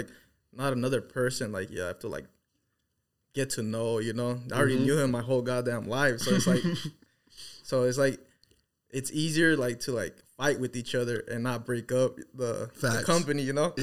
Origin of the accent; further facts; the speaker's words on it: Los Angeles, California, United States; we actually come from Los Angeles, like a city called the San Fernando Valley